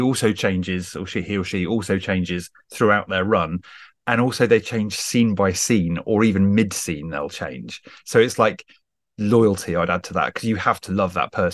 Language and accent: English; Wells, South West England, United Kingdom; also born or lived in Hawley, near London; I grew up in big inverted commas in the West Country, in a little city called Wells